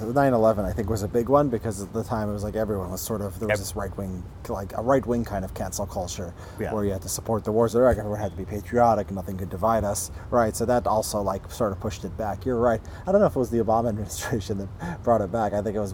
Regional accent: Illinois, United States; Right outside Chicago.

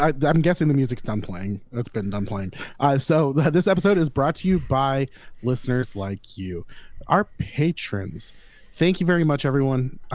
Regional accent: Florida, United States; I'm from Florida

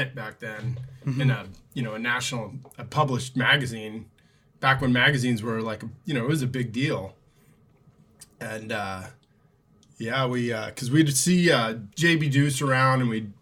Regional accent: California, United States; now in Alaska, United States; We grew up in California, and we moved here in the mid 90s

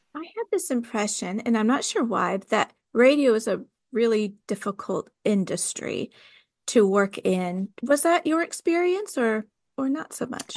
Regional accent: California, United States; also born or lived in the South (US); now in the South, United States; I'm from California

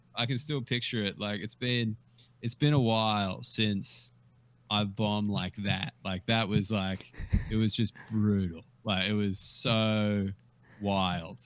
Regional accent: Australia; I was Australian and I wasn't from there

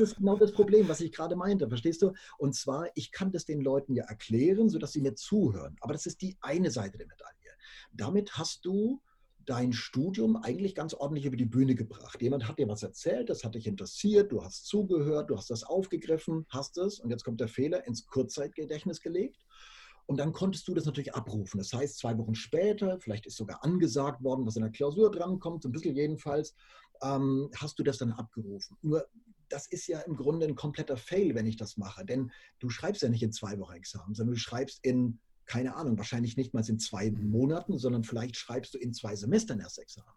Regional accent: Würzburg, Bavaria, Germany; also born or lived in Munich; bin zum Referendariat wieder nach äh, Würzburg zurück, ähm, bin also meiner Heimat treu geblieben, unter Franken

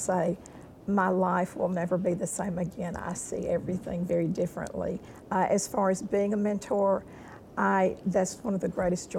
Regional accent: Columbia, South Carolina, United States; I'm from Columbia, South Carolina.

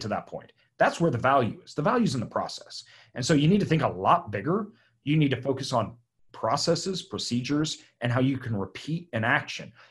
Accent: Idaho, United States; I'm from Idaho

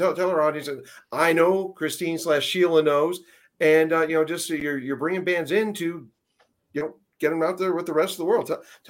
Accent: Erie, Pennsylvania, United States; I'm from Erie, PA

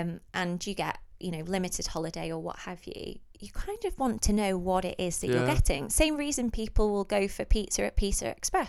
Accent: North West England, United Kingdom; we're from the northwest, so we went on holiday quite a lot to North Wales.

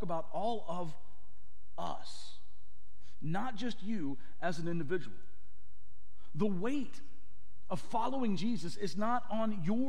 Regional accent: the South, United States; I grew up in the South

